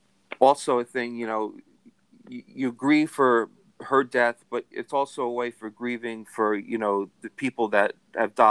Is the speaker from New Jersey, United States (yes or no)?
yes; Carteret, New Jersey, United States; I grew up in Carteret, which is in North Jersey